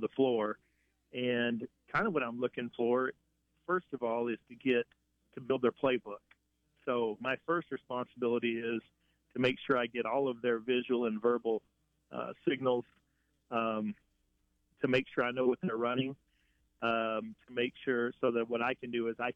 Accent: Picayune, Mississippi, United States; I grew up in Picayune, Mississippi

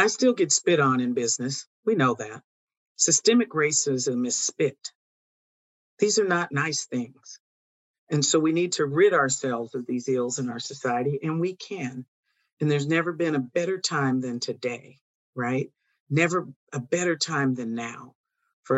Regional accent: Oroville, California, United States; My father pastored for 47 years up in my hometown of Oroville

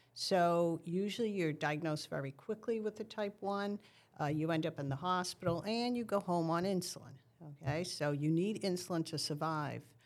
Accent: New England, United States; since I'm from New England

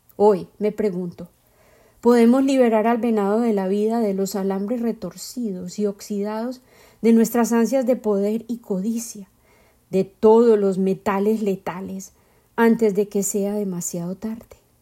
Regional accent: Bogotá, Colombia; moved away; Llegué de la capital de mi tierra natal, Bogotá

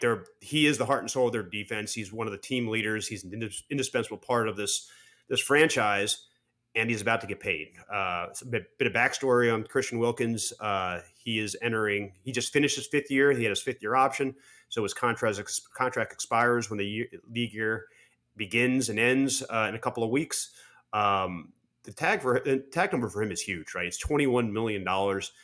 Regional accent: Harrisburg, Pennsylvania, United States; now in South Florida, United States; I grew up in Harrisburg

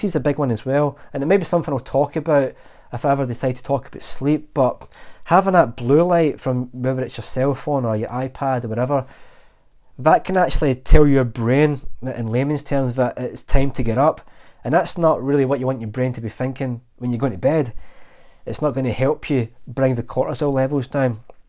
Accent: Glasgow, Scotland, United Kingdom; I'm Glaswegian, born and bred, and we have a really good gallows humour.

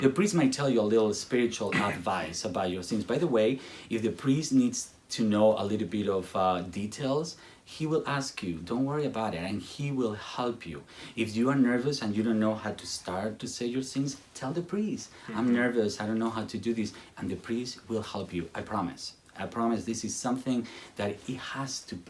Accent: Spain; English is a second language; moved away; I come from Spain

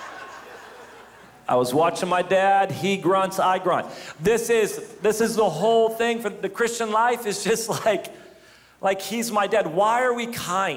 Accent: United States; I'm an American

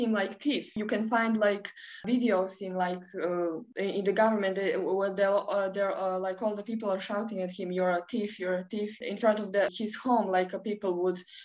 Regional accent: Podgorica, Montenegro; I'm 19, and I'm from Podgorica, which is the capital of Montenegro

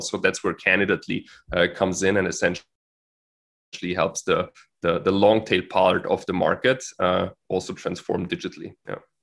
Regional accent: Austria; moved away as an adult; also born or lived in Florida / Switzerland; as I'm from Austria

